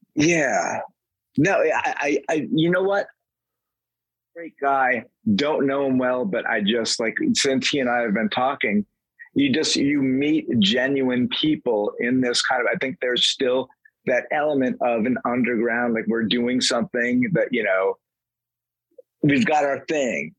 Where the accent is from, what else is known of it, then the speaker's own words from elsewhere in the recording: Vermont, United States; I grew up in Vermont, where the closest dirt road is like three miles away